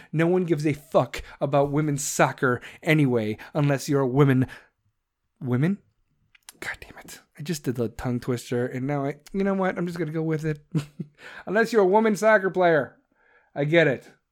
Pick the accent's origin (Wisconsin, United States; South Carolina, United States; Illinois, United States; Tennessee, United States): Illinois, United States; Chicago; accent: Chicago; I'm from Chicago